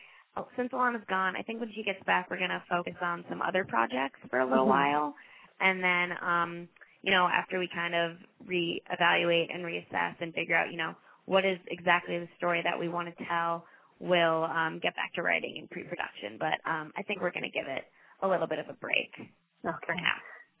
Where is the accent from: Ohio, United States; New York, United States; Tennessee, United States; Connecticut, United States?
New York, United States; New York City; So do you mean like the biggest thing that like I didn't get to experience as a New Yorker?